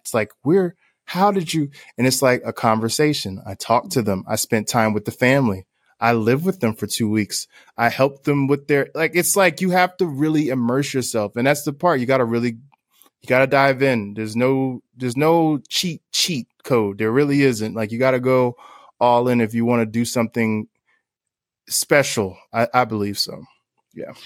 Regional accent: Newark, New Jersey, United States; growing up in Newark, New Jersey

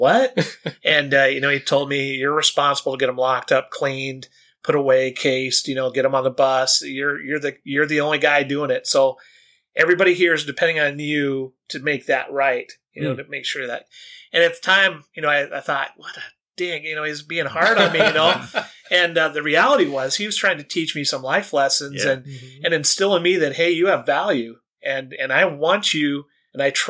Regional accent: Northwest Iowa, United States; I grew up in Northwest Iowa with a veteran

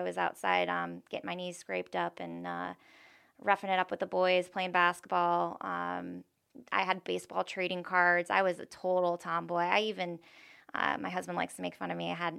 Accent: Tampa, Florida, United States; I grew up, I was raised in Town and Country.

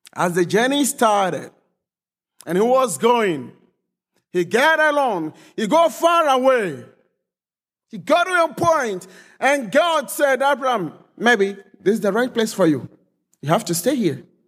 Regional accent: Ghana; also born or lived in Hong Kong; now in Germany; Originally, I'm from Ghana, but I've been living in Germany for some time.

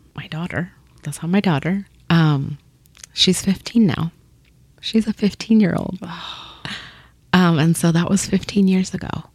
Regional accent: Topeka, Kansas, United States; English is a second language; also born or lived in Paraguay / Burlingame, Kansas; now in Kansas City, United States; we lived we lived in Burlingame for about a year. Then we moved and we grew up in Topeka, Kansas

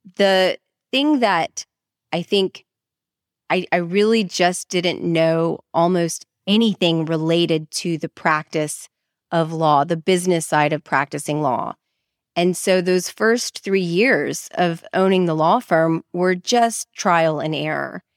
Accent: Dallas, Texas, United States; moved away as an adult; now in New Orleans, United States; I'm from Dallas, Texas originally

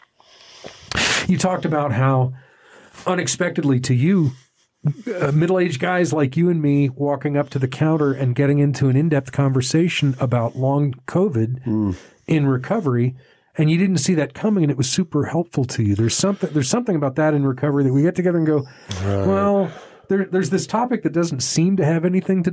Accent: Texas, United States; now in Santa Fe, United States; I was brought up in Texas

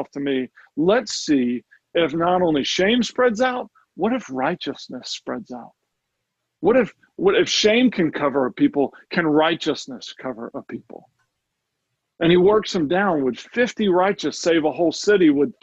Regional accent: United States; I'm an American.

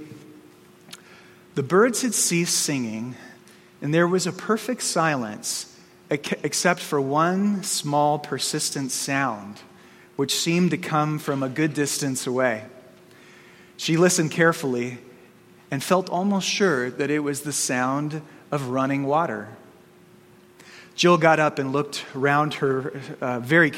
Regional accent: Arizona, United States; growing up in Arizona

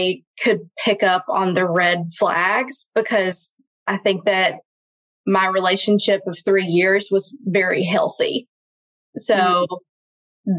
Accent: outside of Birmingham, Alabama, United States; moved away; also born or lived in Chicago; I was raised outside of Birmingham in the middle of nowhere

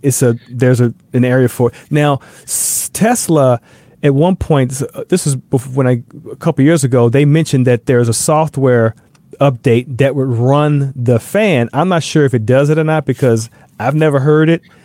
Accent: the South, United States; moved away; I'm from the South

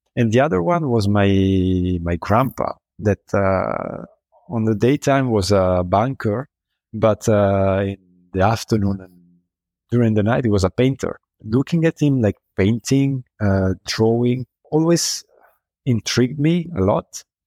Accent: Milan, Lombardy, Italy; I'm from Milan

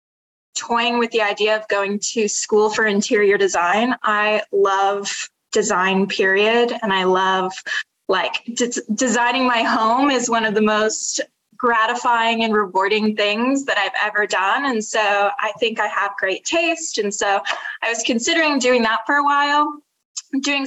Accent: Utah, United States; moved away as an adult; now in New York City, United States; I'm originally from Utah, but I've been in New York now for 2 years

